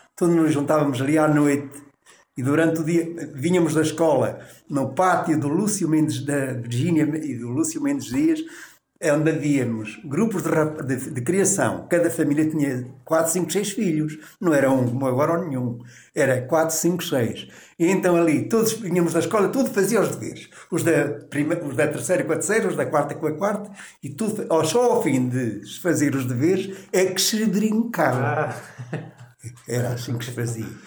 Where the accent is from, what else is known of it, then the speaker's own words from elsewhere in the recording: Canas de Senhorim, Viseu, Portugal; also born or lived in Santarém; Nasci na rua, no Rocio de Baixo, então não havia nome de ruas, Rocio de Baixo. Onde estou ainda é hoje, com a minha alfaiataria, há 63 anos